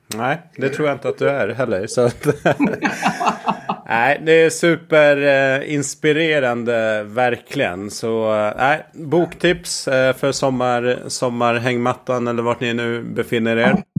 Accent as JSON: {"language": "Swedish", "region": "Gotland", "country": "Sweden", "tie": "born or raised there", "said": "jag är uppväxt på, på Gotland"}